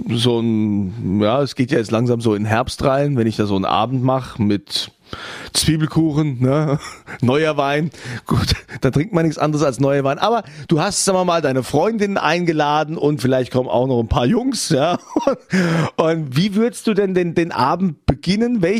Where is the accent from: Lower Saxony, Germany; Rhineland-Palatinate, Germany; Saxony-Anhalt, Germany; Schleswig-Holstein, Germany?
Rhineland-Palatinate, Germany; Worms; du arbeitest ja auf der Stadt, ja, auf der, meiner Heimatstadt Worms, auf der Stadtverwaltung.